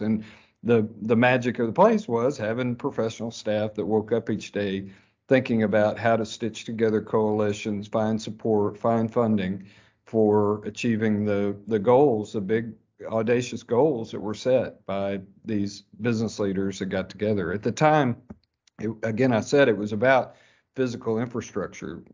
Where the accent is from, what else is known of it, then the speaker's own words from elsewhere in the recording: Fayetteville, Arkansas, United States; I grew up in Fayetteville